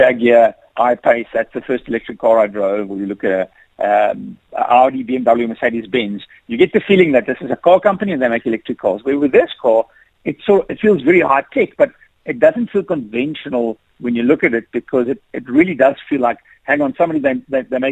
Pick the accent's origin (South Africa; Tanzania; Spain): South Africa; I am South African